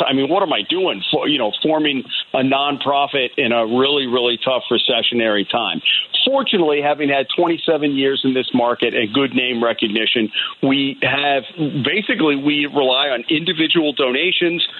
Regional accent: Rhode Island, United States; born or raised there; also born or lived in La Grange, Illinois / Downers Grove, Illinois

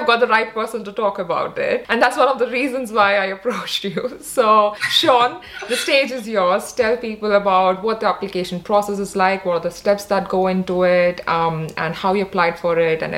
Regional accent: Odisha, India; because I am from Orissa. So when I hear someone talking so fondly and so nicely of people there, so I just feel like they're talking about my people.

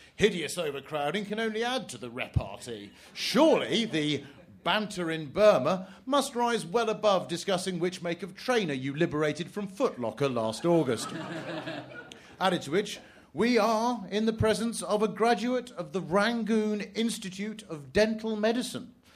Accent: England, United Kingdom; as an Englishman

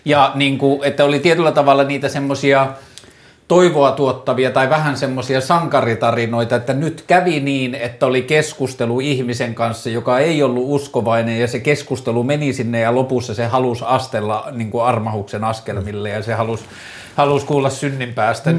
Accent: Torne River valley, Lapland, Finland; tässä oltiin ensinnäkin siellä, missä mä oon syntynyt, että tässä oltiin niin kuin, tai no siitä tietenkin vähän ylöspäin, mutta kuitenkin Torniojoen varressa

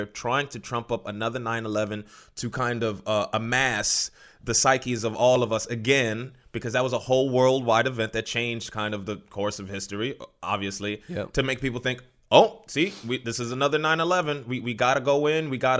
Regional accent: New York City, New York, United States; I grew up in Harlem, and I grew up in the hub of culture with just surrounded by Muslim men.

